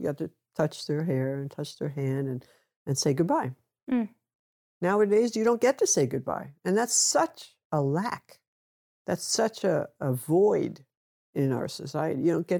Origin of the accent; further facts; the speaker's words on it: New York City, New York, United States; I grew up in a European environment. New York was mostly European back then. And of course, my family was Polish.